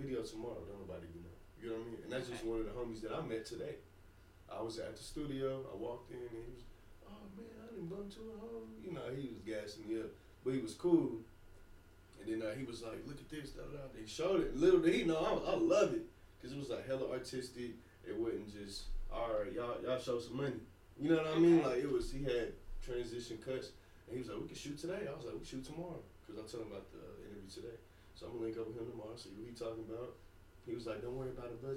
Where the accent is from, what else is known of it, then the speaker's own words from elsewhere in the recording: Oklahoma, United States; I'm from Oklahoma